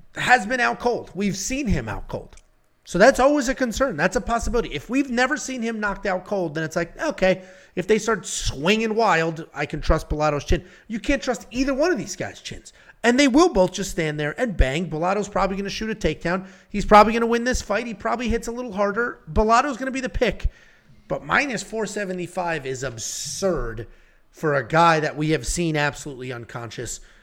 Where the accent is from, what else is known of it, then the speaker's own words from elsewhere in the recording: Connecticut, United States; I'm from Connecticut